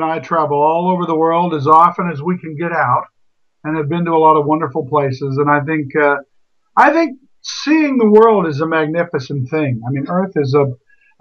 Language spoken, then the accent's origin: English; United States; I'm all American. Mm-hmm. Although very much of Russian and Romanian descent beyond my parents. But I'm born here and a very proud American